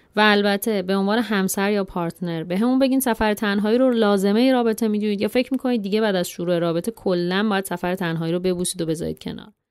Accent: Iran; ما زنهایی که تو خانواده و جامعه ایرانی بزرگ شدیم

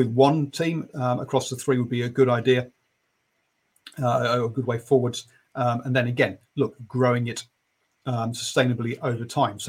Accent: England, United Kingdom; being an Englishman

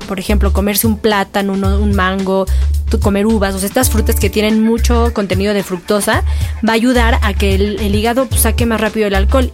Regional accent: Mexico; hablamos como mexicanos

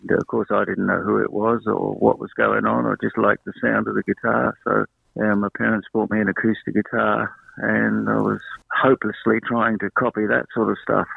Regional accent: South London, United Kingdom; now in Australia; I grew up in uh, South London, about 12 miles. I mean, that's what 20 k's from um, from London

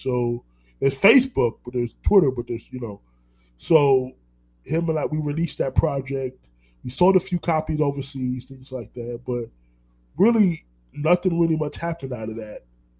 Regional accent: New York, United States; born there; now in Orlando, United States; I live in Orlando. I'm not going to move to Miami. And then New York. I was born in New York. We left New York for a reason.

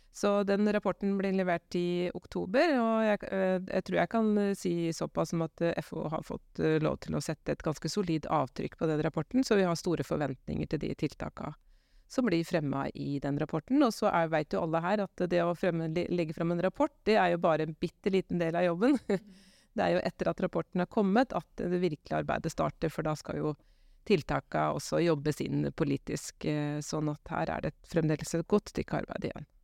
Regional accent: Gjøvik, Innlandet, Norway; jeg er fra Gjøvik, så jeg er egentlig fra egentlig totning

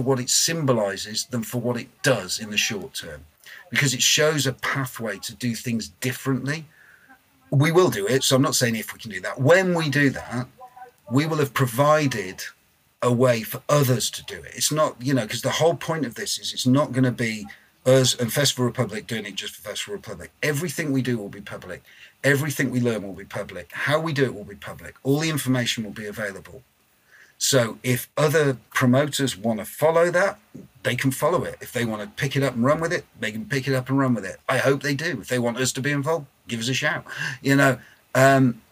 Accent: Blackpool, North West England, United Kingdom; I'm from Blackpool. Neither are lovely places to come from. I mean, I love my hometown

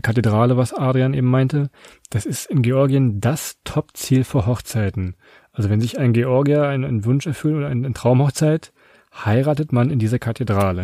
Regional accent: Southern Lower Saxony, Germany; Ich komme aus, ich aus Südniedersachsen, da sagt man das so

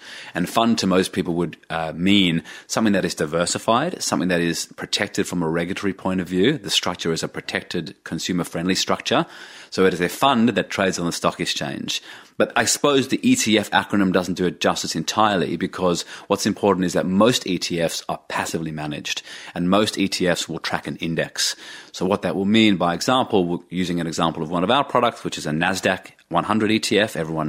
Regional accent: Australia; But as an Australian investor, it's not easy to get exposure to large technology companies or growing technology sectors.

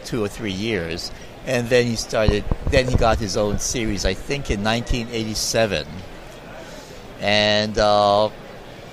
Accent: Hawaii, United States; I grew up in Hawaii, and right down the street was the Okapuhulu Theater

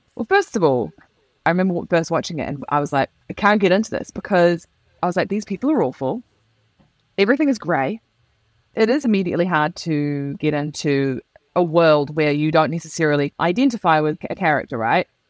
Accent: New Zealand; moved away; I am a New Zealander who's moved to a country which I will say, I know it's a generalization, but it's broadly emotionally repressed.

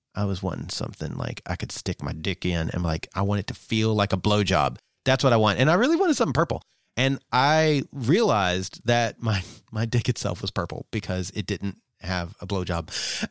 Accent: Southeast US, United States; growing up in the Southeast, uh, of the U S, very conservative

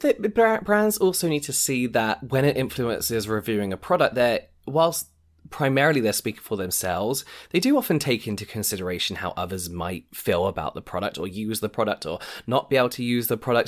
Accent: England, United Kingdom; we're, we're English, so we've been raised not to speak about money

